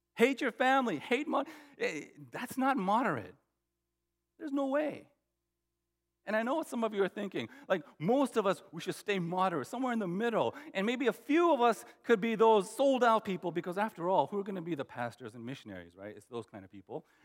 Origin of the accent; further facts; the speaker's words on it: United States; my parents immigrated to the U.S. in the 70s. And, um, you know, I was born in the States, but uh, in 72